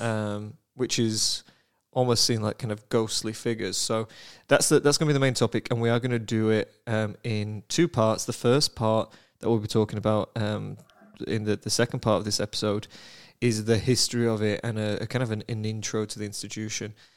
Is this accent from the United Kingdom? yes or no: yes; United Kingdom; I am British